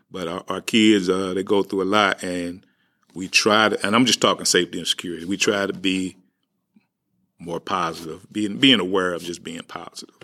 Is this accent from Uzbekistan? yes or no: no; St. Louis, Missouri, United States; also born or lived in Walnut Park, St. Louis; I grew up in the Ville. I grew up partly in Walnut Park. Uh, but I, I grew up really in that Ville area